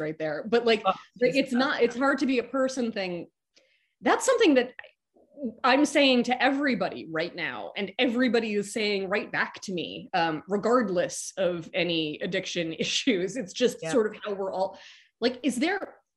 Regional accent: New York, United States; I grew up in New York.

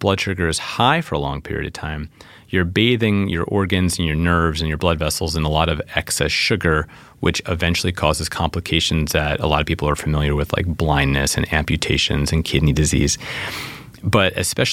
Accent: New York City, New York, United States; Growing up in New York City, you ride the subway

